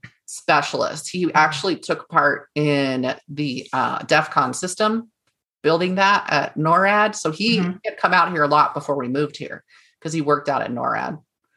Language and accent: English; California, United States; born there; I was born in California, but he was still, and it was when I was born on Travis Air Force Base.